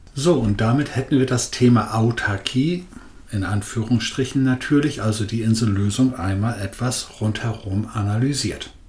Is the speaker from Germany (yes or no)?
yes; Northern Germany, Germany; Als Norddeutscher